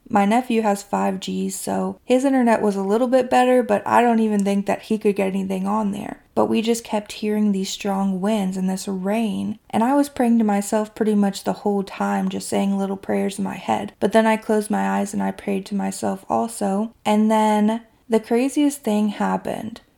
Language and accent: English; Kentucky, United States; my hometown in Kentucky